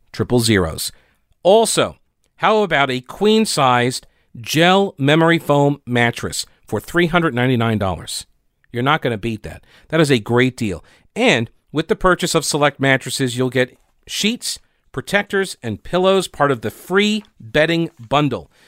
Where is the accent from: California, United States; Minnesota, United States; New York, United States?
New York, United States; Long Island; I grew up on Long Island.